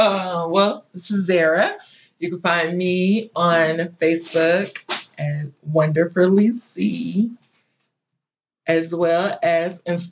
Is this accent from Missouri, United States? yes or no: yes; St. Louis, Missouri, United States; born or raised there